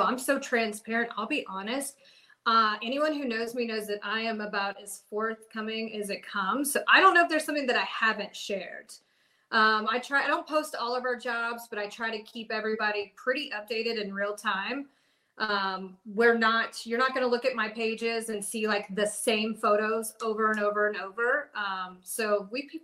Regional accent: Cumming, Georgia, United States; I'm from Cumming

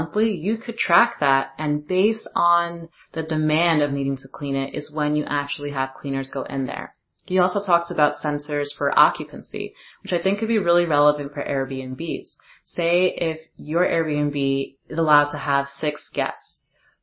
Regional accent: New Jersey, United States; moved away; I'm actually back in my home state, New Jersey

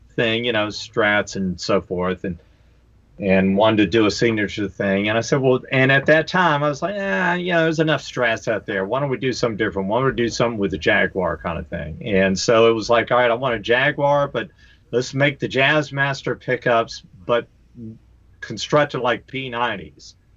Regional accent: Greensboro, North Carolina, United States; where I grew up, I'm from Greensboro, North Carolina

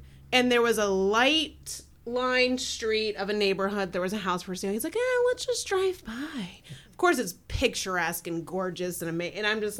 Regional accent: northern Kentucky, United States; moved away as an adult; now in Loveland, United States; I'm from Kentucky, northern Kentucky.

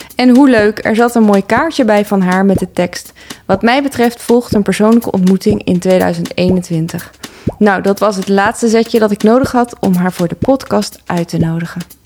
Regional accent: 's-Hertogenbosch, North Brabant, Netherlands; now in Amsterdam, Netherlands; Ik ben eh, opgegroeid in Den Bosch

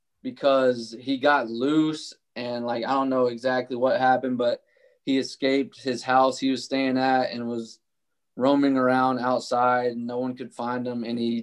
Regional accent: Louisiana, United States; moved away as an adult; also born or lived in Tennessee / Kentucky; So I was born in Tennessee and then I moved to Kentucky until I was in second grade. And then we moved to Louisiana. And so from second grade on, I grew up in Louisiana.

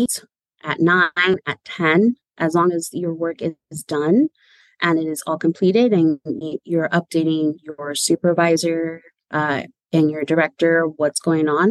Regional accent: San Francisco, California, United States; So I was born and raised in San Francisco. I'm a San Francisco native. I've lived here all my life

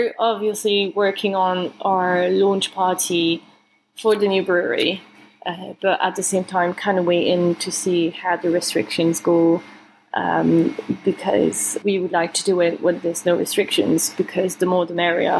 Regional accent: Mons, Wallonia, Belgium; now in London, United Kingdom; I'm from a place called Mons. It doesn't really have anything interesting there except from coal mines. Yeah, we have good beer, actually. I grew up close to the Dupont brewery, between Dupont and Chimay

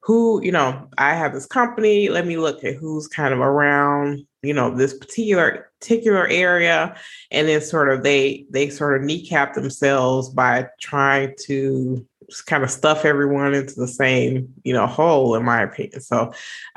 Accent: Chicago, Illinois, United States; I'm a Chicagoan

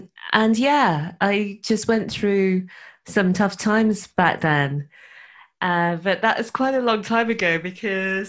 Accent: Birmingham, West Midlands, United Kingdom; moved away as an adult; also born or lived in Dorset; now in Wales, United Kingdom; I was born in Dorset, which is in the southeast, but I grew up in Birmingham, which is a big city in the middle of England

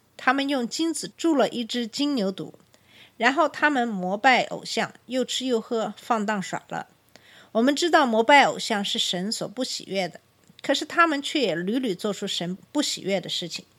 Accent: China; 作为中国人

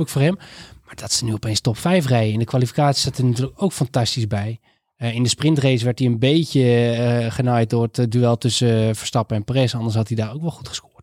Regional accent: Netherlands; als Nederlanders

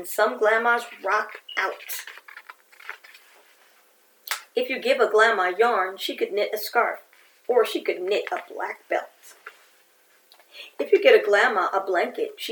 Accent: New York City, New York, United States; growing up in New York City

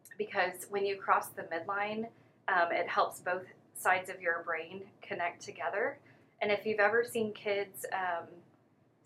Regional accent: DeSoto, Texas, United States; I grew up in DeSoto ISD, went to a dance studio there.

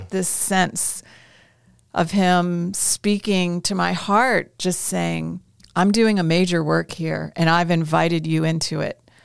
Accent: United States; moved away as an adult; also born or lived in Indonesia / Jerusalem / Iraq

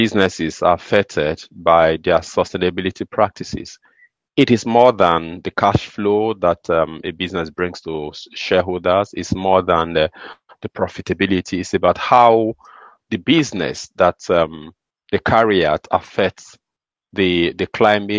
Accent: Nigeria; I am from Nigeria

